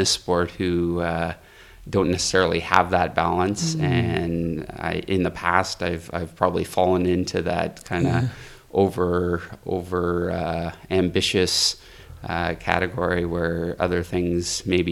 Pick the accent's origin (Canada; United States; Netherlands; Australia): Canada; Rossland, British Columbia; I'm from Rosland, British Columbia in Canada.